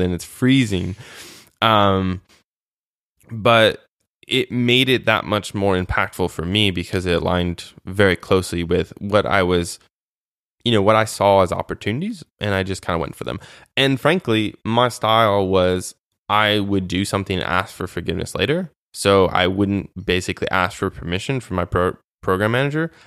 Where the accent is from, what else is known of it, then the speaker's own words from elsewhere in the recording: United States; moved away as an adult; also born or lived in Moldova; as an American, for me, specifically my service